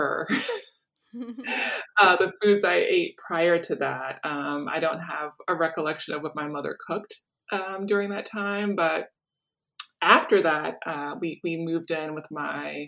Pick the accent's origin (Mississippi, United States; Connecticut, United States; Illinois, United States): Illinois, United States; Chicago; I grew up in Chicago in the Hyde Park community.